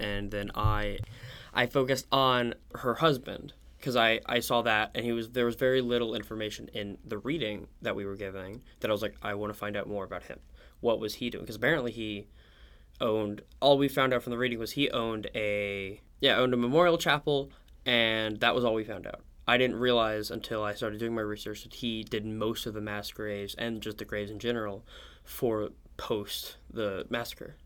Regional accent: Oklahoma City, Oklahoma, United States; I'm from Oklahoma City

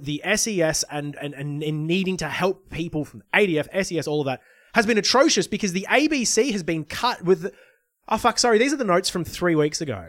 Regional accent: Lismore, New South Wales, Australia; my hometown might not be rebuilt because of flooding exacerbated by climate change

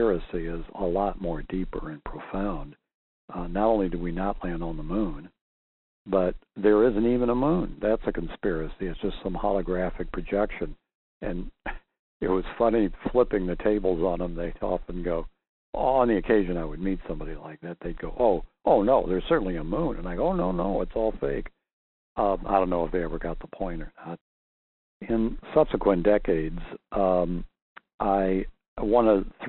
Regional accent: Missouri, United States; I was from Missouri

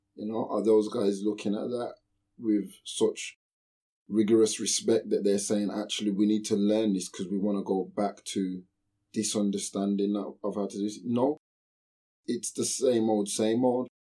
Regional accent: United Kingdom; I am British

